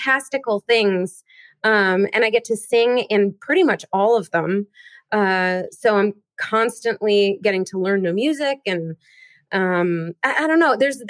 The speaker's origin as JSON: {"language": "English", "town": "Seattle", "region": "Washington", "country": "United States", "tie": "born or raised there", "said": "I grew up in Seattle"}